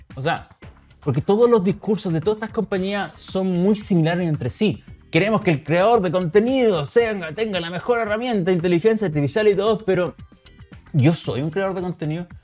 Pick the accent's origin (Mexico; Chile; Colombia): Chile; somos todos chilenos